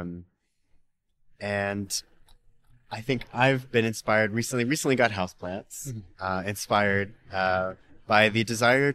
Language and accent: English; the South, United States; now in San Francisco, United States; I grew up in the South.